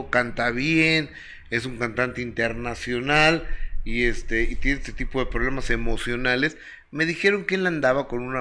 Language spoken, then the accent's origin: Spanish; Zacazonapan, State of Mexico, Mexico; Sí, yo, soy del Edomex. Ajá. Yo soy del meritito